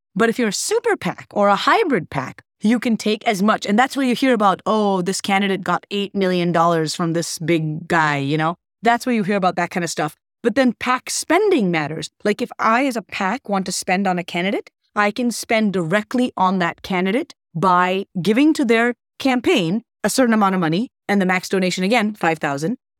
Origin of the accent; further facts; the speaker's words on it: Wisconsin, United States; also born or lived in Scotland; I was actually born in Scotland, but I'm a U S citizen and really raised in Wisconsin